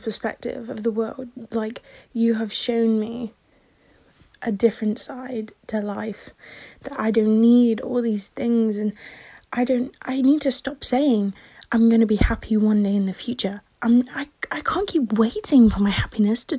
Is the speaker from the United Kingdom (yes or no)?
yes; England, United Kingdom; I'm from England